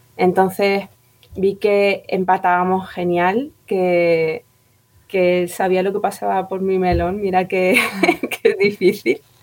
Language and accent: Spanish; Madrid, Community of Madrid, Spain; now in Tenerife, Spain; Yo nací en Madrid, pero me vine para acá, pero llevo ya aquí viviendo 20 años